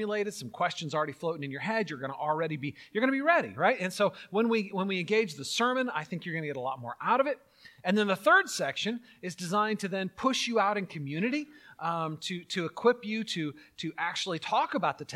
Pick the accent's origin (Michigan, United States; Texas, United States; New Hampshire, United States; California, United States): California, United States; I grew up in California doing earthquake drills